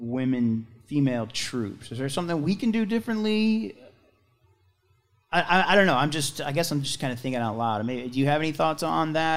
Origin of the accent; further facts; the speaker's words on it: St. Louis, Missouri, United States; I'm from St. Louis, but we moved back